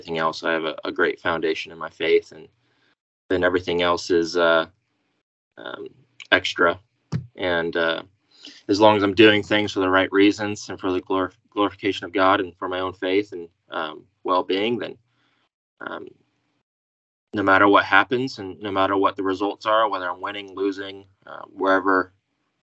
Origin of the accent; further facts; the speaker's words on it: Wichita, Kansas, United States; Grew up, born and raised in Wichita, Kansas